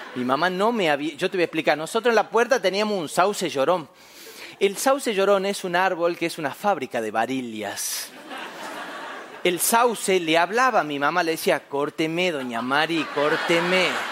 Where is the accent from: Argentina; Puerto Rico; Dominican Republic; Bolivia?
Argentina; Famaillá, Tucumán; en mi pueblo allá en Famayá, Tucumán, Argentina, yo soy del interior, del interior, del interior.